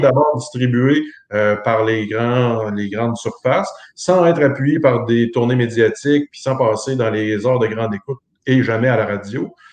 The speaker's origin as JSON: {"language": "French", "town": "Montmagny", "region": "Quebec", "country": "Canada", "said": "chez nous, à Montmagny"}